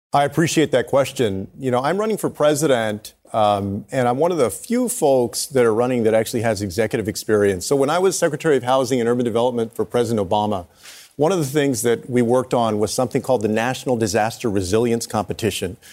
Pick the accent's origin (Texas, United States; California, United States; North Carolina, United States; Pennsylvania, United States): Texas, United States; In Texas, in my home state of Texas